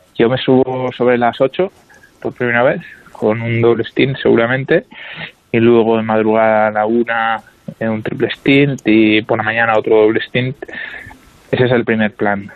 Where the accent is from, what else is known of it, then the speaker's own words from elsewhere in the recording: Spain; somos tres españoles